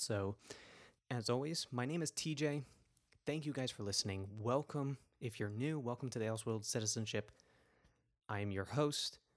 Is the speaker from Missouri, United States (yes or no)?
no; New York City, New York, United States; my hometown